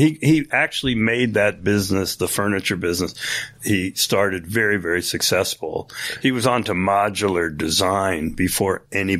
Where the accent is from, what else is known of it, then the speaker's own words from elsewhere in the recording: Cornwall-on-Hudson, New York, United States; I grew up in upstate New York here in Cornwall on Hudson, New York, right by West Point on the Hudson River.